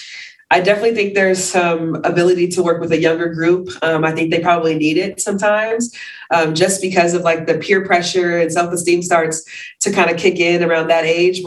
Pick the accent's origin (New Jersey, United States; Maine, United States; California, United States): California, United States; Bay Area; moved away as an adult; also born or lived in New Mexico; I grew up in the Bay Area